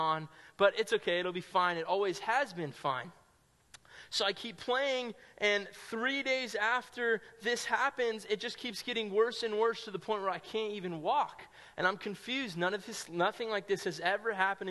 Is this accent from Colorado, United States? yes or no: no; Sonoma County, California, United States; I grew up in Sonoma County, California, probably like an hour and a half north of San Francisco